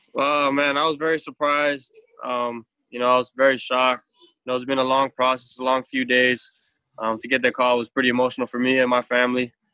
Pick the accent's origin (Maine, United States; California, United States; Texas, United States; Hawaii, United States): Hawaii, United States; I'm Polynesian culture, I'm Hawaiian, so respect and love is a big thing for me and my family. Um, that's how I was raised